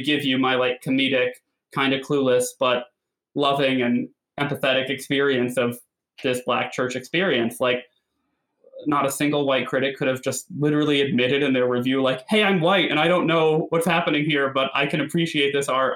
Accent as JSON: {"language": "English", "region": "Connecticut", "country": "United States", "said": "I'm also from Connecticut"}